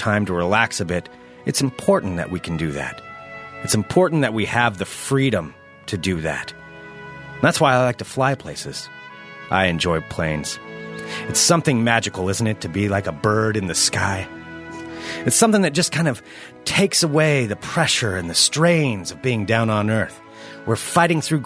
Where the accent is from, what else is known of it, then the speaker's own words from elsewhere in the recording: United States; as an American